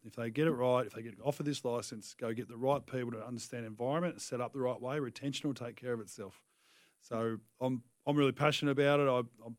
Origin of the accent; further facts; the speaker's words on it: Tasmania, Australia; moved away as an adult; now in Adelaide, Australia; I'm from Tassie